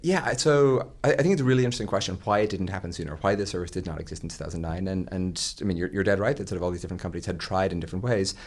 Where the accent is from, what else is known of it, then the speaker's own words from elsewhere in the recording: Ireland; moved away; when I was growing up in Ireland